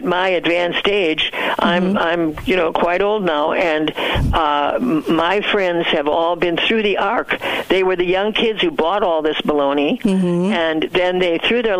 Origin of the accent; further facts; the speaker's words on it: United States; also born or lived in Southeast Asia; I was so proud of being an American